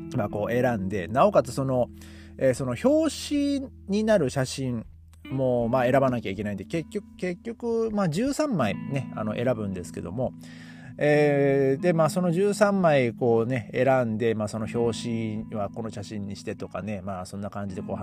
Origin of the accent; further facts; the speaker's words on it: Hachinohe, Aomori, Japan; now in Germany; 僕の地元を見たらですね、えー、まあ、最低気温が、まあ、マイナス六度とか なってますね。えー、八戸寒いですね。